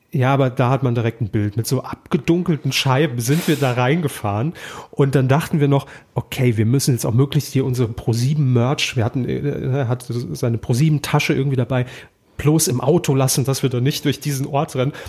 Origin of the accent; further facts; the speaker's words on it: Saarland, Germany; moved away; Ich komme ja aus dem Saarland ursprünglich, habe dort beim Regionalfernsehen irgendwann mal meine Ausbildung gemacht.